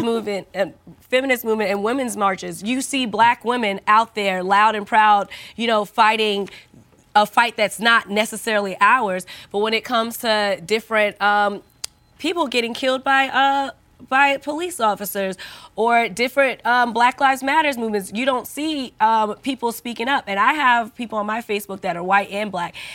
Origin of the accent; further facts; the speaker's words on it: United States; I'm an American